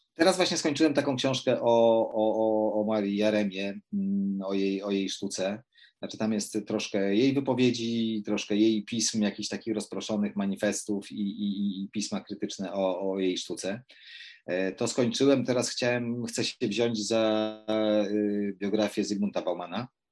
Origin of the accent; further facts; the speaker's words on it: Poland; ja, no, wychowałem się w górach